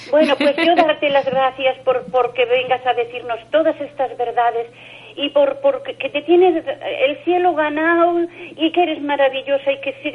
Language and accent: Spanish; Galicia, Spain; moved away; cuando yo era una niña que estaba en mi pueblo, que yo soy gallega.